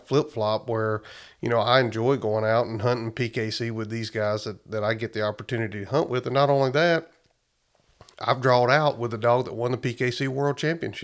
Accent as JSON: {"language": "English", "town": "Ashford", "region": "Alabama", "country": "United States", "moved": "yes", "said": "I'm from Alabama originally, like we talked before, in Ashford, Alabama"}